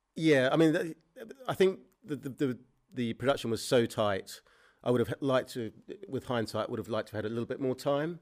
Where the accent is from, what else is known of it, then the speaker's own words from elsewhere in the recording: New Zealand; moved away; I grew up in, um, New Zealand